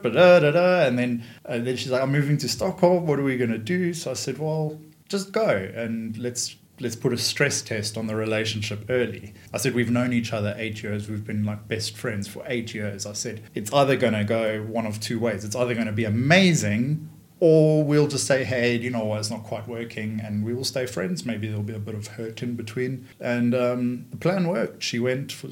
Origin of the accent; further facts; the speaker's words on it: Johannesburg, Gauteng, South Africa; first language English; moved away; also born or lived in London; I grew up in Johannesburg